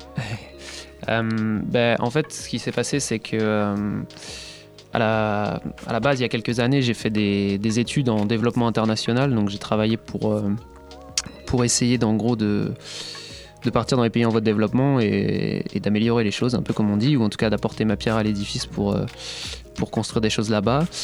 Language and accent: French; Nantes, Pays de la Loire, France; also born or lived in Paris; je suis revenu sur Nantes, qui est, ma région d'origine